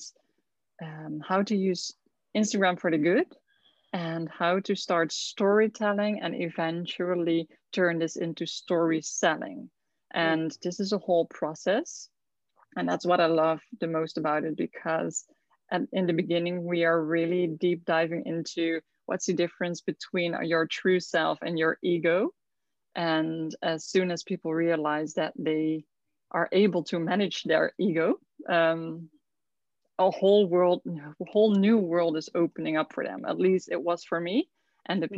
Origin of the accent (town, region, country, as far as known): southern Netherlands, Netherlands; moved away as an adult; now in Curaçao